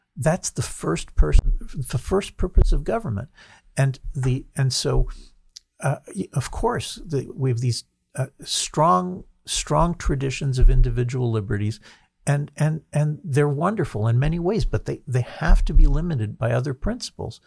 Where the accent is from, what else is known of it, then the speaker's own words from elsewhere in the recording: New Jersey, United States; moved away as an adult; now in Israel; I grew up in New Jersey